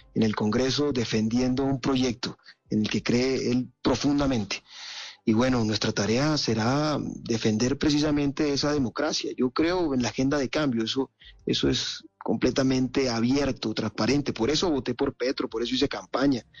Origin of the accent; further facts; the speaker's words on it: Montelíbano, Córdoba, Colombia; Montelíbano, mi ciudad natal